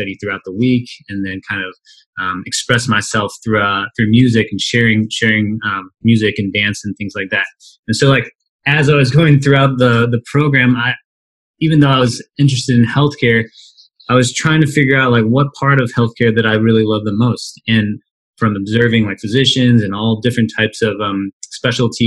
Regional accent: Midwest, United States; also born or lived in St. Louis, Missouri; I grew up in the Midwest, and I went to school in St. Louis

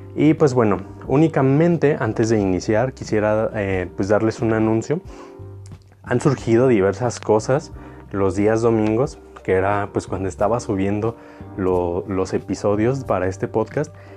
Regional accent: Mexico; los mexicanos

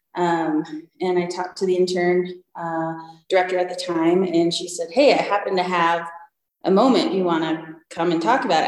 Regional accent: Michigan, United States; now in Breckenridge, United States; I, I grew up in Michigan and playing in the lakes and going skiing all the time

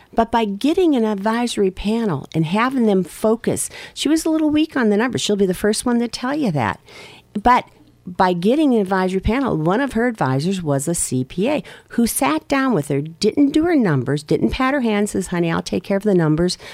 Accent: Erie, Pennsylvania, United States; I grew up in Harbor Creek.

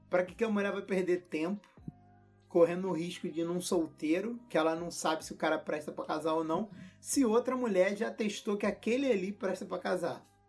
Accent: Rio de Janeiro, Brazil; eu sou carioca

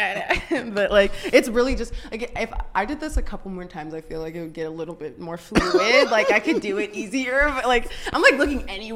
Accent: Saint Paul, Minnesota, United States; I moved out for 2 years to Minneapolis. I'm from St. Paul originally

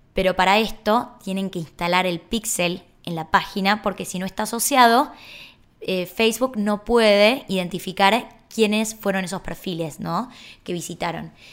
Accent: Argentina; somos así los argentinos

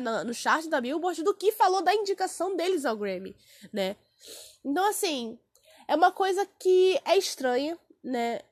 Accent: Brazil; eu sou do Brasil

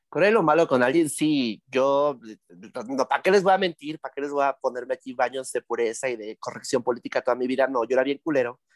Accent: Tlaxcala, Mexico; Yo soy de Tlaxcala

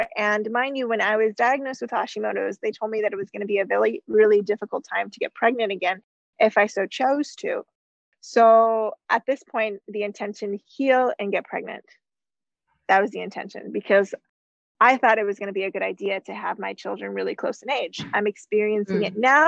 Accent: United States; moved away as an adult; also born or lived in Canada; I'm from the US

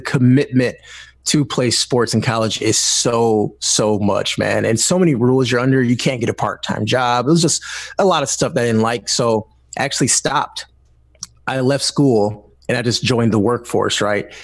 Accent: Detroit, Michigan, United States; I'm from Detroit, Michigan. I still live in the area, not in Detroit right now, uh, but I'm still in Michigan

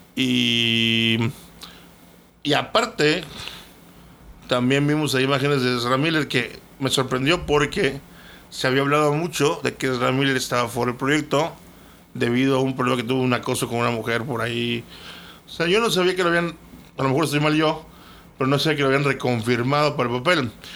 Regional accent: Mexico; Nosotros como mexicanos

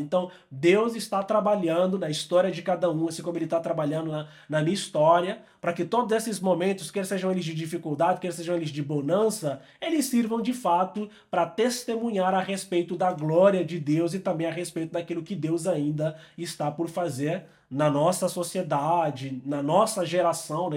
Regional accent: Angola; moved away as an adult; also born or lived in São Paulo, Brazil; eu sou angolano, eu gosto de me apresentar como um angolano pelo mundo

